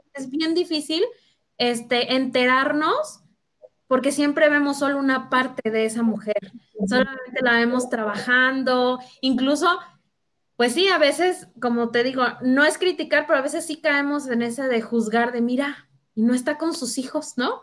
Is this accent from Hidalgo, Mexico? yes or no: no; Querétaro, Mexico; also born or lived in Uruapan, Michoacán; yo nací en Michoacán, yo soy de Uruapan, Michoacán, familias de allá, y me vine desde los siete años aquí a vivir a Querétaro con mis papás.